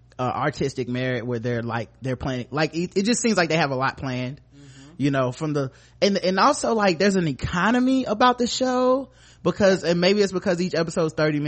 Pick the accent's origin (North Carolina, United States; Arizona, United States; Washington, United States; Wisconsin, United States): North Carolina, United States; Charlotte; we're from Charlotte